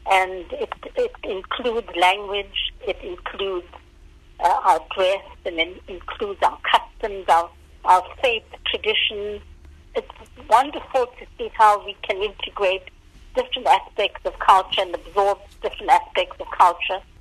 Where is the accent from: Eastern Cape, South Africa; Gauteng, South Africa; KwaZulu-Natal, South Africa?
KwaZulu-Natal, South Africa; We learned it in Natal, and I didn't learn Afrikaans, but I learned English.